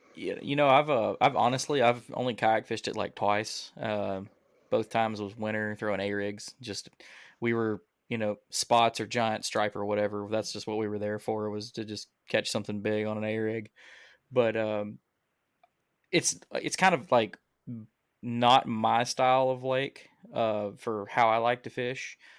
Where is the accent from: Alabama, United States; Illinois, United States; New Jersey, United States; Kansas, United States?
Alabama, United States; I'm from Alabama.